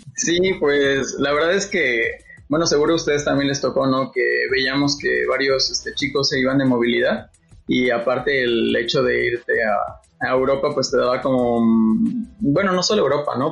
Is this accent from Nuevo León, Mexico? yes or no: no; Iguala, Guerrero, Mexico; also born or lived in Mexico City; yo soy de Guerrero, de Iguala, y aquí es un, es un clima muy caliente